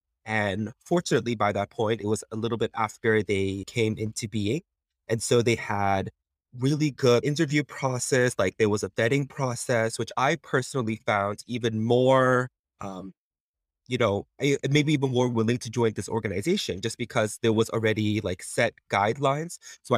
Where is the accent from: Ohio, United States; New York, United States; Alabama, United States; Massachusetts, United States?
New York, United States; Flushing; Growing up, I lived all over New York, but Flushing was where I considered my place of origin, truly, where I really came to see as my hometown.